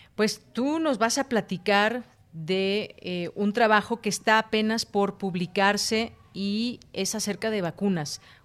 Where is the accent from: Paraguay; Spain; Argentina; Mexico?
Mexico; como mexicanos